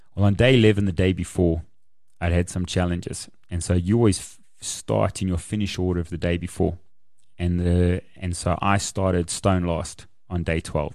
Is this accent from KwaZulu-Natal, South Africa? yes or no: no; Kempton Park, Gauteng, South Africa; I grew up in Kempton.